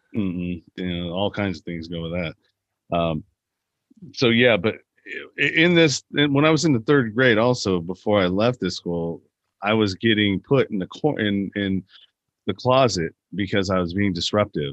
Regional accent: Pinole, California, United States; I grew up in the San Francisco Bay Area in a little suburb town called Pinole.

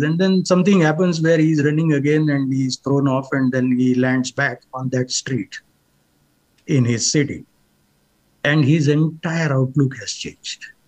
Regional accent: India; moved away; We may be from the same country

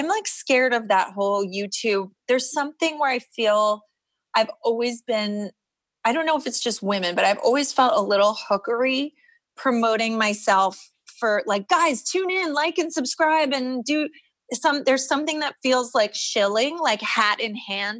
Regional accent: New York City, New York, United States; I grew up on the Upper East Side

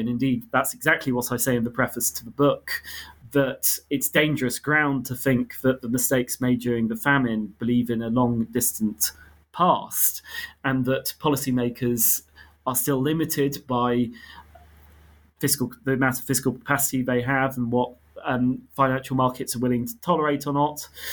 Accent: United Kingdom; I grew up in Britain, but I have ancestry on my mother's side from Armenia and Ethiopia

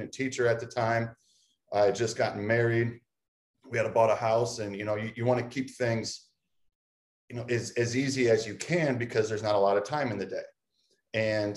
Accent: Tiffin, Ohio, United States; also born or lived in Mansfield, Ohio / Las Vegas; now in Clyde, United States; I came back to my hometown of Tiffin to Heidelberg University

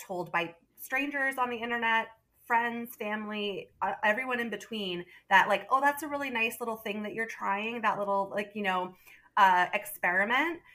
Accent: southern Vermont, United States; also born or lived in Manhattan, New York / Madison, Wisconsin; now in Burlington, United States; I was born in southern Vermont and uh, raised there

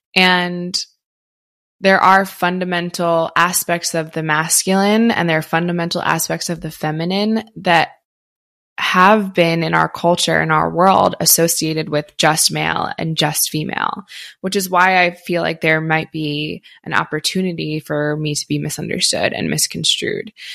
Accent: outside Philadelphia, Pennsylvania, United States; moved away; I grew up on the East Coast, grew up in outside Philly, and we said you guys all the time

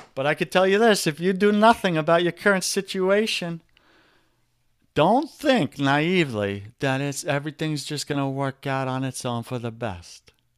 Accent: New York, United States; accent: New York; my New York accent is coming out.

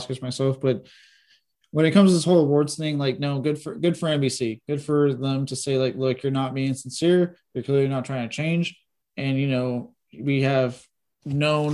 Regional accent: Texas, United States; I was born in Texas

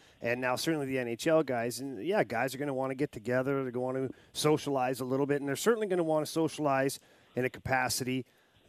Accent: Canada; I'm from Canada.

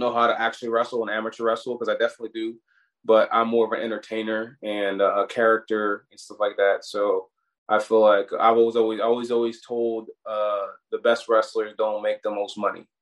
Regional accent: Hamilton, New Jersey, United States; also born or lived in Newark, New Jersey / Colonia, New Jersey / Maryland; I was born in Newark, but I grew up in South Jersey, like uh, uh, near the Philly area, Hamilton.

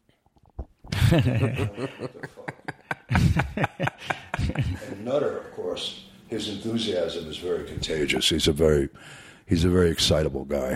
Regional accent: New York City, New York, United States; I'm from New York, and we talk with our hands.

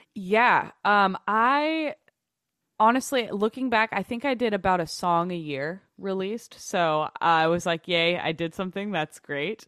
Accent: Overland Park, Kansas, United States; moved away; I grew up in Overland Park, Kansas, which is, like, you know, twenty minutes outside of Kansas City

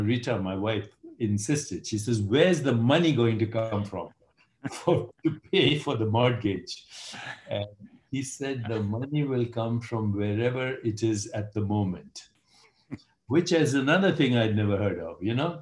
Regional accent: India; moved away; I'm Indian

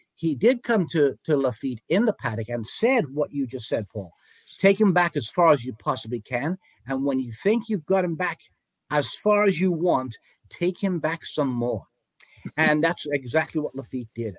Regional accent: England, United Kingdom; moved away as an adult; now in United States; I came from England. Uh, I was an apprentice jockey over there, rode uh, some races in England and Germany, came to America in 1977

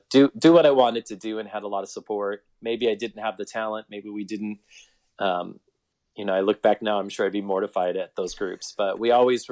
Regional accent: Iowa, United States; moved away as an adult; now in Omaha, United States; my plan was to come to Omaha, come to Westside and get big school experience and then return back to my hometown in Iowa and teach. And then 22 years later, I'm still here.

